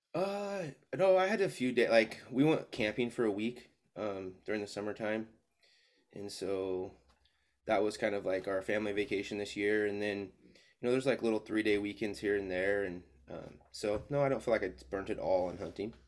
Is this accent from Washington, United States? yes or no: yes; Spokane, Washington, United States; moved away as an adult; also born or lived in Seattle area; now in Albany, United States; I was born and raised in Spokane, uh, moved to Oregon in two thousand fifteen